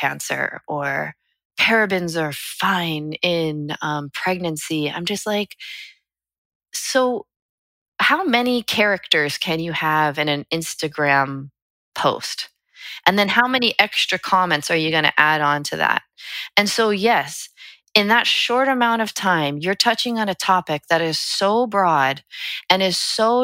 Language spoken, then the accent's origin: English; United States; We as an American people, it's woven into our DNA to question.